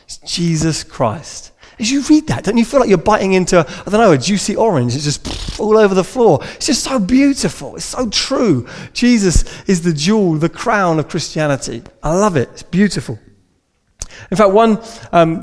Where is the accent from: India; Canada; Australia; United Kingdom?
United Kingdom; we're British